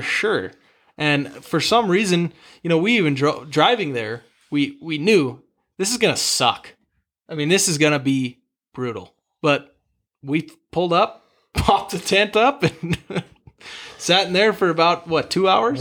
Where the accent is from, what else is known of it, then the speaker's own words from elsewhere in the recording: Great Falls, Montana, United States; growing up in Great Falls, I, you know, grew up playing football and hockey.